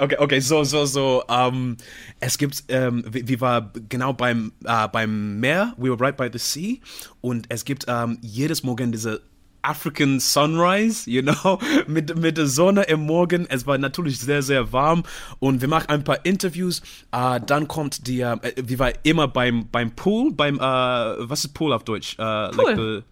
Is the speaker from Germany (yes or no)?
no; Zimbabwe; German is a second language; moved away; also born or lived in United Kingdom; ich komme aus dem Zimbabwe